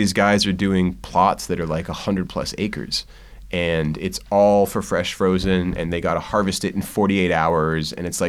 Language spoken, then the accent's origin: English; East Coast, United States; I think, a little bit easier because I came from the East Coast.